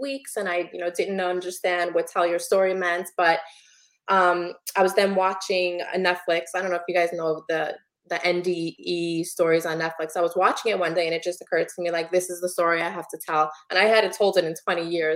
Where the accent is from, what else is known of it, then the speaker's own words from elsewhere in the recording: New York City, New York, United States; moved away as an adult; now in New Jersey, United States; I was born and raised in Brooklyn